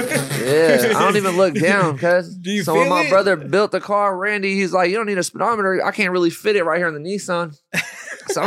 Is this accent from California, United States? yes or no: yes; Pinole, California, United States; Pinole Backroads, my hometown